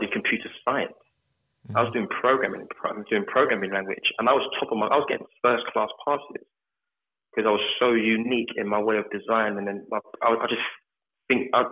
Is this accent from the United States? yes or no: no; London, United Kingdom; also born or lived in Birmingham; I grew up in North London, Edmonton.